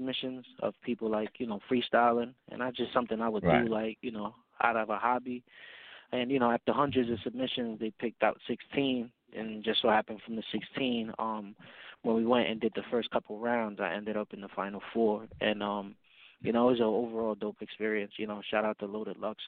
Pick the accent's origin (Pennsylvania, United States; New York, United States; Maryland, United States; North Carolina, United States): New York, United States; New York City; I come from the Bronx, uptown to be specific.